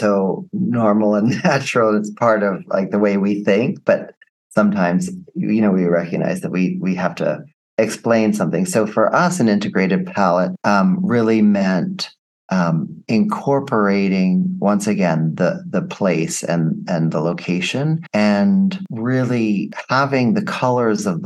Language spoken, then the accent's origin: English; United States; being American.